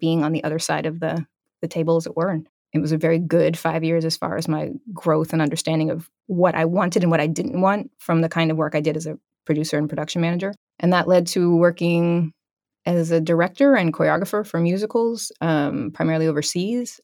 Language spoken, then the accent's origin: English; East Coast, United States; moved away as an adult; also born or lived in California / New York; I'm originally from the East Coast